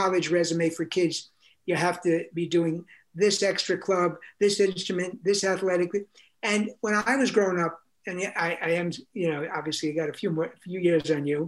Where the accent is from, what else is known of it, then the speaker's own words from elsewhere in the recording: New York City, New York, United States; I grew up in New York City